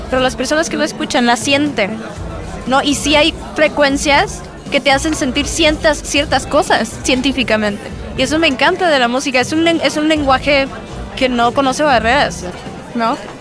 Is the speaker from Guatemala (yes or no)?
no; Mexico; como decimos en México